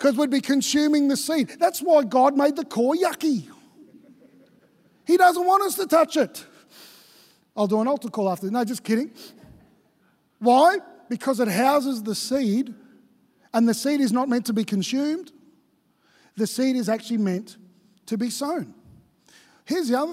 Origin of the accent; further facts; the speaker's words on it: Victoria, Australia; now in Queensland, Australia; I grew up in Victoria